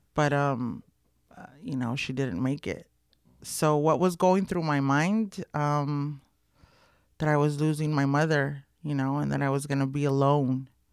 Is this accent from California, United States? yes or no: yes; Los Angeles, California, United States; Boyle Heights, born and raised in East L